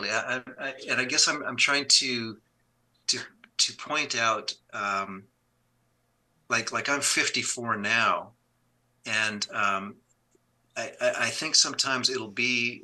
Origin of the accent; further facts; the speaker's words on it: Canada; I grew up in Canada